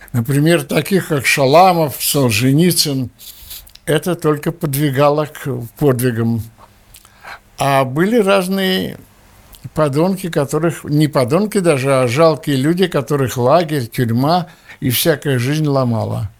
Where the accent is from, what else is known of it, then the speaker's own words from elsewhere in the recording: Russia; moved away as an adult; now in Israel; мы все еще выходцы из России, мы все еще советские люди.